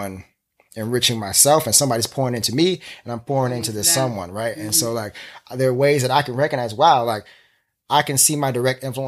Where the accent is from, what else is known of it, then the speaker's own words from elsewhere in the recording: Florida, United States; now in New York City, United States; I'm from Florida. I'm a Floridian. But I've lived in New York longer than I've lived in any